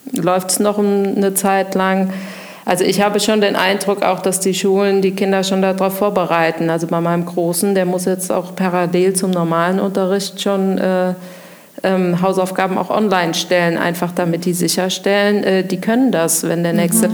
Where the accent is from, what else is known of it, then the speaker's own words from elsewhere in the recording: Koblenz, Rhineland-Palatinate, Germany; now in Winningen, Germany; ich komme aus Koblenz, Schengelchen geboren ähm, und wohne eigentlich auch schon sehr lange in Winningen